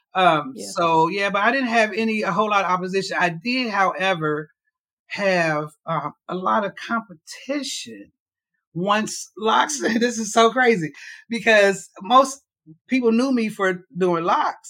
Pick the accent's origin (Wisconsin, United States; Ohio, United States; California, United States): Ohio, United States; Cincinnati; moved away as an adult; now in Louisville, United States; I am from Cincinnati, Ohio